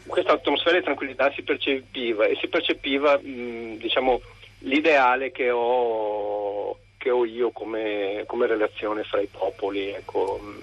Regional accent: Veneto, Italy; da noi in Veneto viviamo

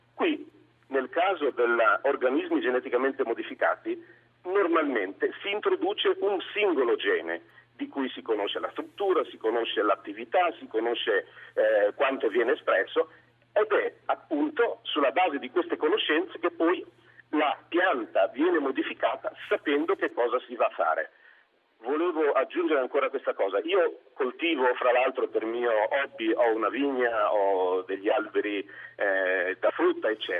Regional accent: San Daniele del Friuli, Friuli-Venezia Giulia, Italy; io sono friulano del San Daniele

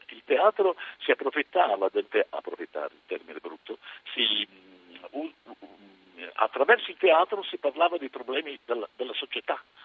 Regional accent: Pesaro, Marche, Italy; sono di Pesaro

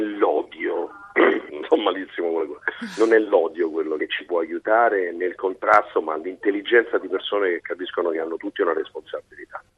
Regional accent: Amalfi Coast, Campania, Italy; ho portato la mia ricetta in Costa d'Amalfi e da lì ho declinato i panettoni in tantissimi gusti, utilizzando al meglio gli ingredienti della mia terra

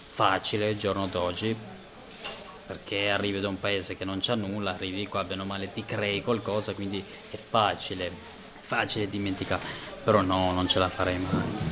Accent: Kosovo; now in Italy; è il mio paese è il mio sono nato lì è il posto, per me è il posto più bello al mondo

